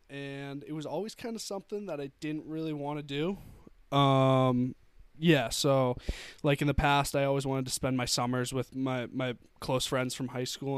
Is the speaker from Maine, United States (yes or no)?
yes; Wells, Maine, United States; moved away as an adult; now in Durham, New Hampshire, United States; I usually spend my summers in the past up in Wells, Maine, which is my hometown.